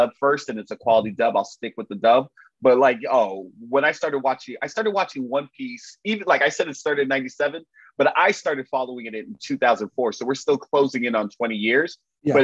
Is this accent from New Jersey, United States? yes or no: no; Miami, Florida, United States; my hometown, the beautiful, sunny, exquisite Miami, Florida